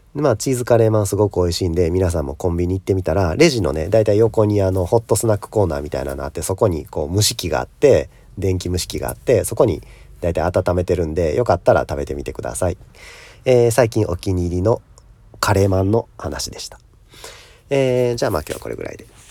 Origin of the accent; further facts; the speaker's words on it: Kansai, Japan; 僕もまあ関西出身